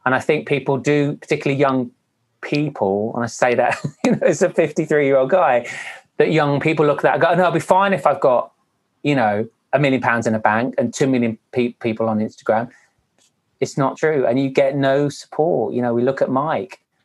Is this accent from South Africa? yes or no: no; Wales, United Kingdom; I'm Welsh